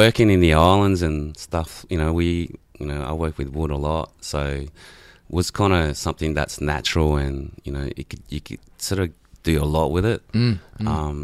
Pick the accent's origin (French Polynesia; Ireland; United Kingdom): French Polynesia; first language Tahitian; English is a second language; now in Australia; I'm from Tahiti, so pretty much migrated here in 91 with all the family